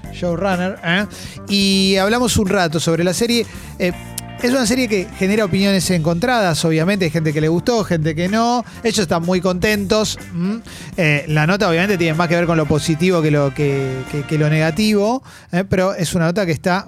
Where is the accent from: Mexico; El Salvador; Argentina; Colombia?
Argentina; acá somos tres argentinos